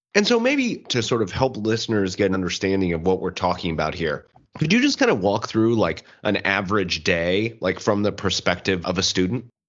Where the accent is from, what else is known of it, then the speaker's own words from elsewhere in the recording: Kansas City, Missouri, United States; I'm I'm from Kansas City, Missouri